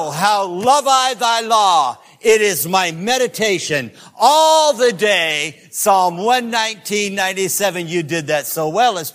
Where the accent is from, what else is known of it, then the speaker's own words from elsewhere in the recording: Greenville, South Carolina, United States; I'm from Greenville, South Carolina